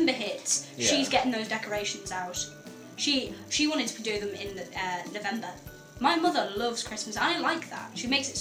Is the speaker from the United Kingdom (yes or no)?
yes; Geordie / the north of England, North East England, United Kingdom; accent: Geordie; moved away; I'm a good northern lass